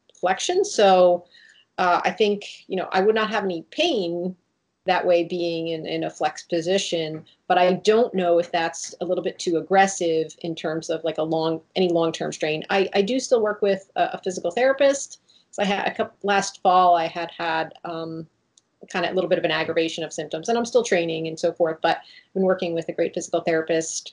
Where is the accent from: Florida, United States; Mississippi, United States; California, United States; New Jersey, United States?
New Jersey, United States; Jersey Shore; I grew up on the Jersey Shore, going in the ocean and swimming in swimming pools